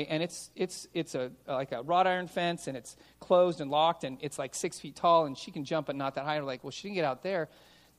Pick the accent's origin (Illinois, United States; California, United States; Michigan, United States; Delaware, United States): California, United States; Los Angeles; I grew up in San Fernando Valley.